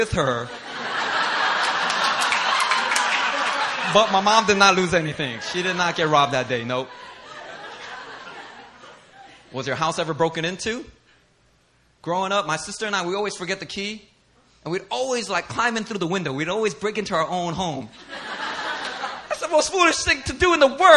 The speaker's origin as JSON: {"language": "English", "town": "Philadelphia", "region": "Pennsylvania", "country": "United States", "tie": "born or raised there", "moved": "as an adult", "lives_now": "Korea", "said": "myself in Philly"}